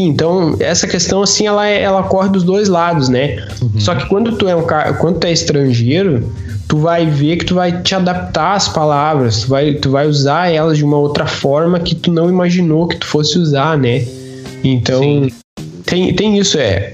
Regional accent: Brazil; moved away as an adult; now in Portugal; nós que somos brasileiros

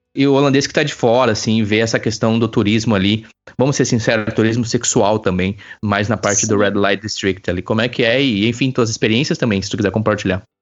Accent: Campo Bom, Rio Grande do Sul, Brazil; moved away; Eu também sou de Campo Bom

